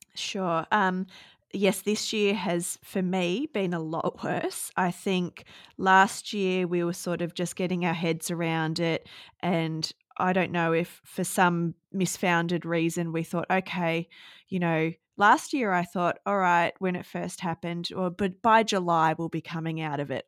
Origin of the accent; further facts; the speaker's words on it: Gold Coast, Queensland, Australia; moved away as an adult; now in Cohuna, Australia; I was born and bred on the Gold Coast and lived there for my, the first thirty years of my life